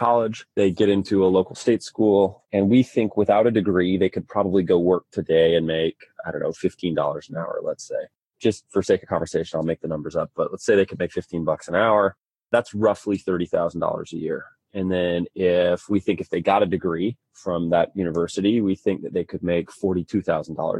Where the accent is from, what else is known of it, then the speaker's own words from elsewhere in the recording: Independence, Missouri, United States; moved away as an adult; also born or lived in Provo, Utah / Washington, District of Columbia, United States; So I was born in Provo, Utah. I lived in the mountains until I was 3, and we moved to Missouri, just outside of Kansas City, Independence, Missouri